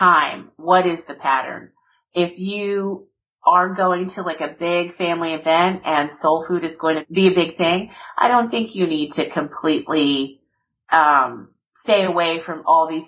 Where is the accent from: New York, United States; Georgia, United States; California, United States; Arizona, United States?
Georgia, United States; South; I'm born and raised, you know, I'm from Georgia, from South Georgia.